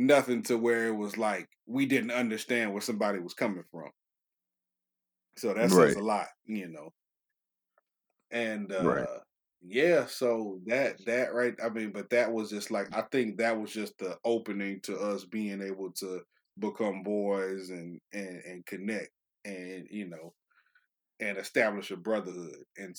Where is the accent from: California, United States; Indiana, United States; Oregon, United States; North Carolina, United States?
California, United States; moved away; also born or lived in Chattanooga, Tennessee; I'm from California originally